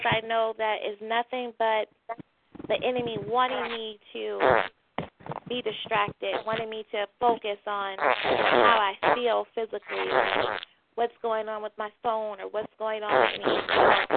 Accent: St. Louis, Missouri, United States; St. Louis, Missouri. That is my hometown

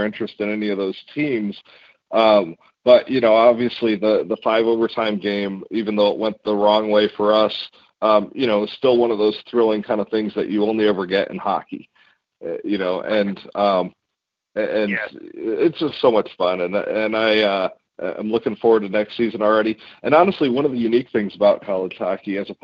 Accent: Colorado Springs, Colorado, United States; I grew up in Colorado Springs

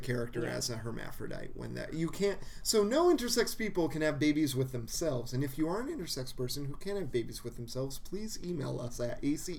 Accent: Southern California, United States; moved away; I'm from Southern California. We don't say it down there

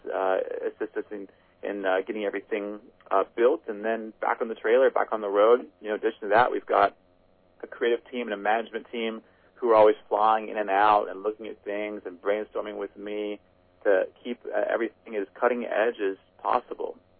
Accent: Midwest, United States; a Midwest kid

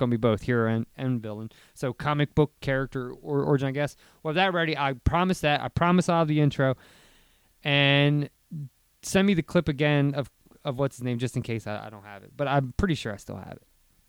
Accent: Delaware, United States; we are from Delaware

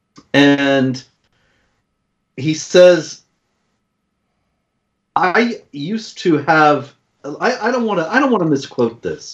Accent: United States; as an American

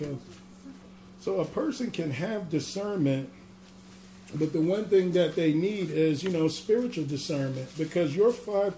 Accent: New York, United States; accent: New York; my New York accent

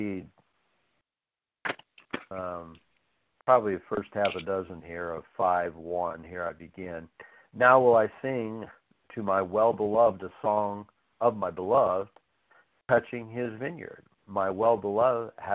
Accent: United States; I'm still glad I'm an American because it's the best place on earth to live

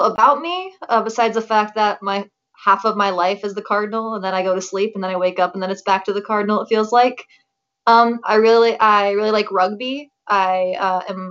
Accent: Beloit, Wisconsin, United States; I am from Beloit, Wisconsin, so just about an hour south.

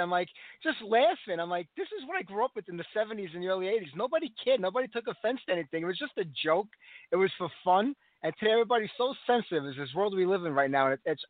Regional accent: New York City, New York, United States; accent: New York; New York City.

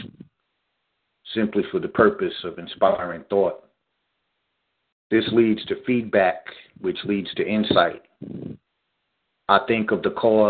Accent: New York City, New York, United States; growing up in Staten Island, New York, in a community setting

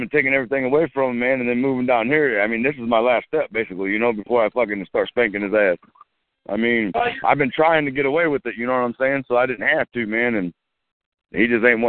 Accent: Missouri, United States; also born or lived in Illinois; I'm from Missouri

